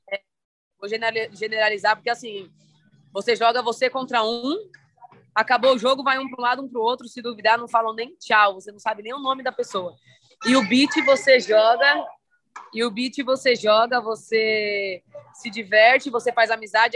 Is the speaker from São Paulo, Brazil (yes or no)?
yes; Santo André, São Paulo, Brazil; Eu sou aqui paulista, sou de São Paulo, ABC paulista, aqui de Santo André.